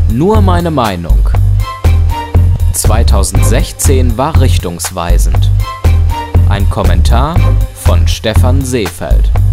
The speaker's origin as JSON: {"language": "German", "country": "Germany", "said": "bei uns in Deutschland"}